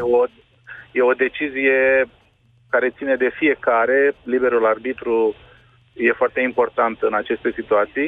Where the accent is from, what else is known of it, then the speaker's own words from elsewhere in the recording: Romania; suntem români